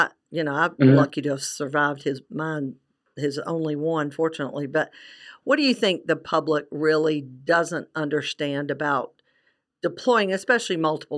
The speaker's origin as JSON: {"language": "English", "region": "South Carolina", "country": "United States", "said": "I'm from South Carolina"}